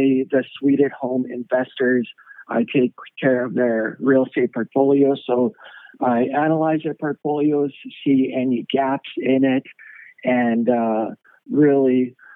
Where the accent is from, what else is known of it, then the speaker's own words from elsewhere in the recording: Kelowna, British Columbia, Canada; I grew up in Kelowna